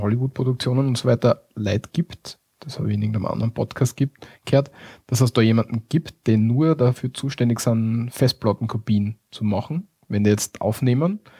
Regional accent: Austria; bei uns in Österreich

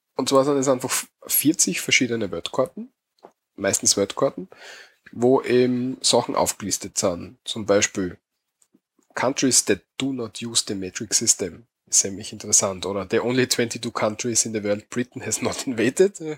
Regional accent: Austria; bei uns in Österreich

